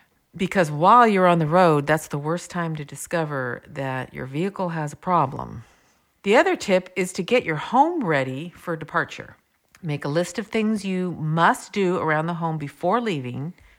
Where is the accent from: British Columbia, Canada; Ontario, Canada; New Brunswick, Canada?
British Columbia, Canada; Vancouver; I'm from Vancouver, or Raincouver, and I see all types of raincoats and jackets people wear.